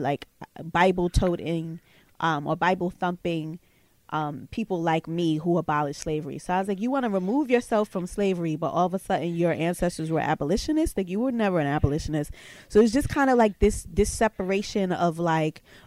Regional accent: New York, United States; I'm a black woman and I'm from New York

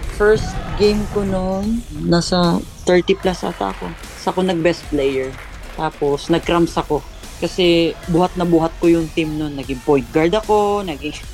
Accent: Argao, Central Visayas, Philippines; Sa hometown ko, sa Argao, Cebu

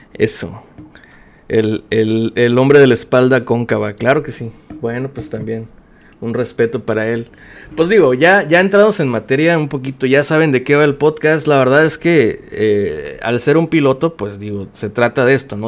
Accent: Mexicali, Baja California, Mexico; soy de Mexicali, Baja California

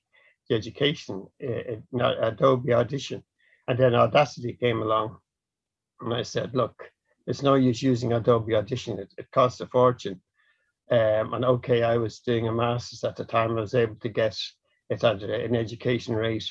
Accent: Dublin, Leinster, Ireland; I'm from Dublin.

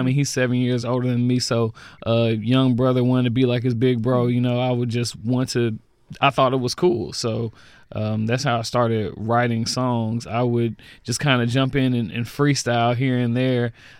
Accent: Jackson, Mississippi, United States; also born or lived in Redondo Beach, California; Moved to Jackson when I was about 3 years old.

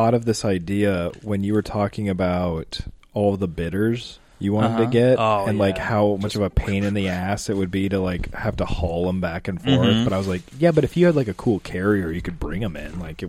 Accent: Arizona, United States; moved away; I'm from Arizona.

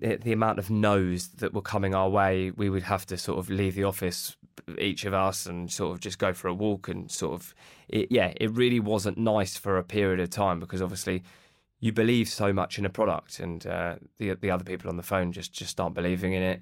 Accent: Watford, East of England, United Kingdom; we're from Watford

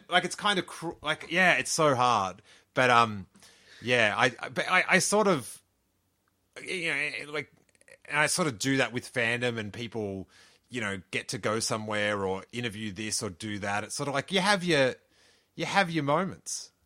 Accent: Australia; moved away as an adult; now in California, United States; from Aus-, where I grew up

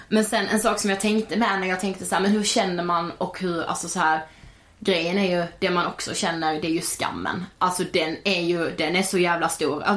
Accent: Karlshamn, Blekinge, Sweden; now in Stockholm, Sweden; jag hade varit hemma i Karlshamn i tio veckor och jobbat

